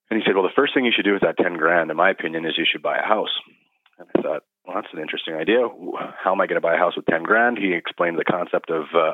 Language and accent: English; Kelowna, British Columbia, Canada; also born or lived in North Vancouver; Born in North Van. Parents hauled us up here when we were real young. So we came to Kelowna in elementary school. And so, yeah, this is all I've really ever known.